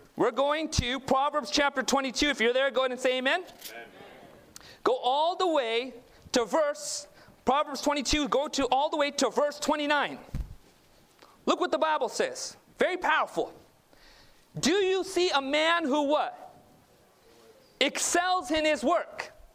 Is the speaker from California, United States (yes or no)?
yes; Southern California, United States; I was born and raised in Southern California. My parents immigrated from Northeast India or Northwest India, Punjab.